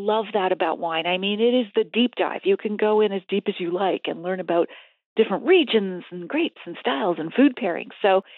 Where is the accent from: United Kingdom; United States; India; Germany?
United States; East Coast; I grew up in the East Coast, Scottish family, so it was beer and whiskey on the table.